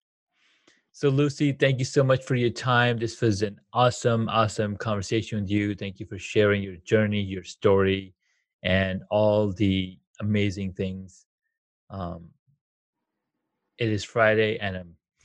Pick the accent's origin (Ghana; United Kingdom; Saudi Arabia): Saudi Arabia; now in United States; I grew up in Saudi Arabia